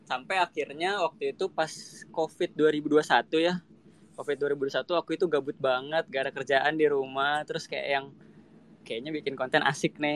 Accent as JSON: {"language": "Indonesian", "region": "Jakarta", "country": "Indonesia", "said": "aku asli Jakarta Utara guys"}